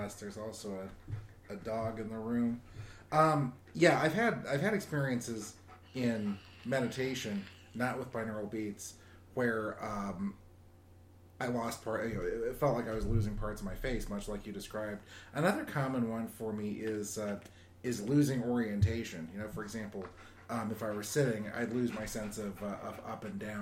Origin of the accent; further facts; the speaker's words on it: Southern California, United States; As a kid growing up in Southern California, meditation was part of the culture there